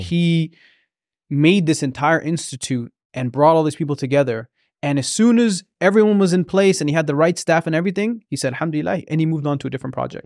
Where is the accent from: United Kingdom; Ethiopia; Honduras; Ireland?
Ethiopia; Oromia; now in Canada; I'm from Oromia